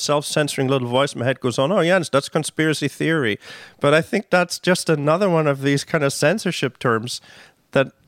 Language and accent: English; Germany; now in Canada; So I grew up in Germany under the shadow of one of the then still living communist regimes, right? East Germany